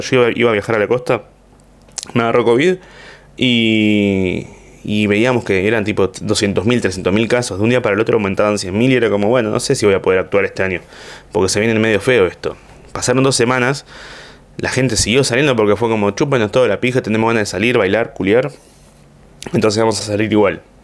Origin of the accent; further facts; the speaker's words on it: Argentina; desde acá en Argentina